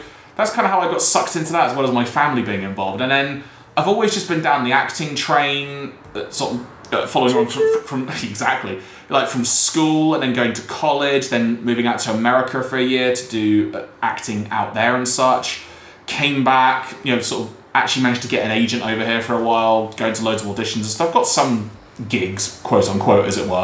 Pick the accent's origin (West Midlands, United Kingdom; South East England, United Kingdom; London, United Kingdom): London, United Kingdom; when I was growing up in North London